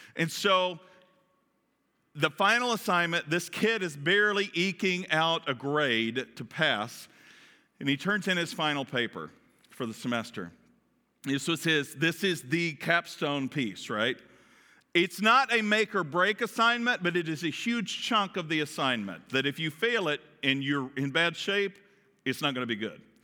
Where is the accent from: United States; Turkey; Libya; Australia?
United States; Kentucky; accent: Kentucky; my Kentucky accent